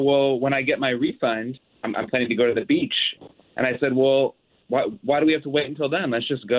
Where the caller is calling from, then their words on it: College Park, United States; College Park.